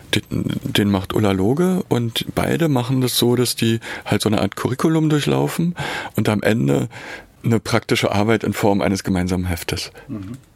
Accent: Berlin, Germany; moved away as an adult; also born or lived in Weimar / Dessau; ich bin in Berlin geboren und habe mich dann zum Studium nach Weimar eingeschrieben

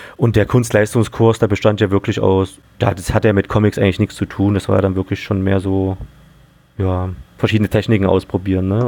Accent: Leipzig, Saxony, Germany; moved away; ich bin äh, sogar in Leipzig aufgewachsen und war da mal für 15 Jahre weg und jetzt bin ich wieder da.

